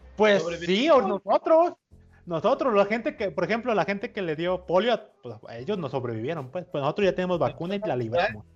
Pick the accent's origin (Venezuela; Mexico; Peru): Mexico; Coatzacoalcos, Veracruz; aquí en mi pueblito de Cuatza